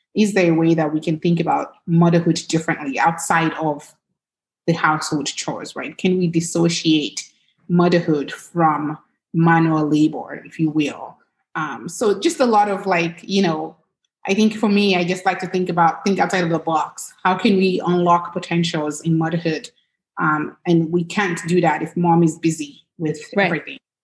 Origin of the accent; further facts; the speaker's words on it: Lagos, Nigeria; now in United States; I grew up in Lagos, Nigeria.